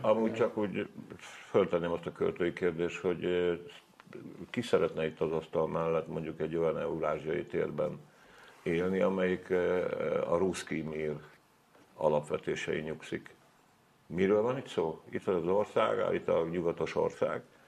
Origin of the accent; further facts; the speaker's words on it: Hungary; first language Hungarian; meg nem azért születtem ide, meg nem azért vagyok itt, azon kívül nem tudok magyaron kívül semmit